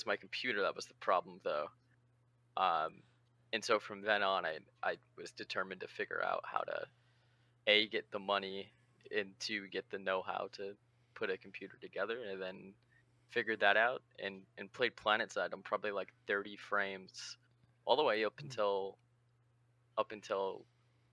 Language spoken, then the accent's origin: English; Southern California, United States; now in Pacific Northwest, United States; I grew up in Southern California, and I moved to Northwest